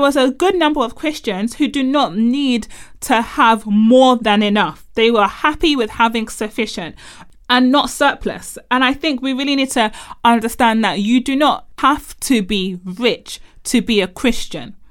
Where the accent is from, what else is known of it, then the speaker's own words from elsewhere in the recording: Nigeria; as a Nigerian growing up in predominantly black churches